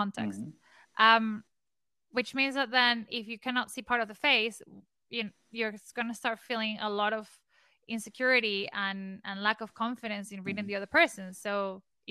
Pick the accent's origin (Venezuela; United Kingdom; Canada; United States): Venezuela; I am from Venezuela